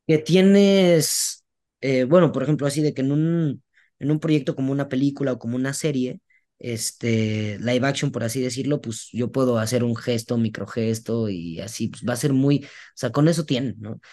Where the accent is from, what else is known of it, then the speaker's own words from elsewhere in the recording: Veracruz, Mexico; yo soy de Veracruz y yo desde morro escuché a mi abuela decirlo